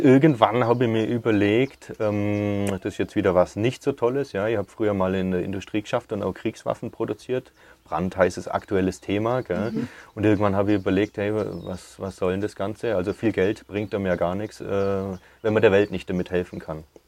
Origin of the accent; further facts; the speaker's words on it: Oberreute, Bavaria, Germany; Gmund Oberreite ist meine Heimat und da bin ich daheim